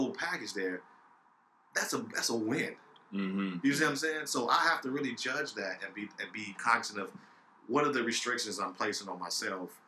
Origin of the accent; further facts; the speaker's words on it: Chicago, Illinois, United States; growing up in Chicago